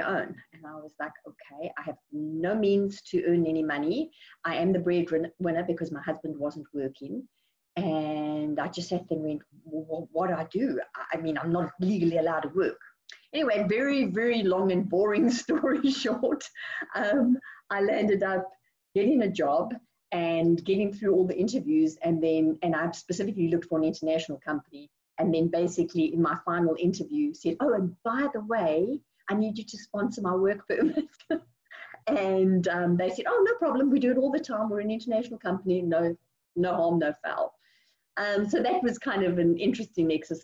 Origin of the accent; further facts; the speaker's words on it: South Africa; moved away as an adult; now in Houston, United States; I'm originally from South Africa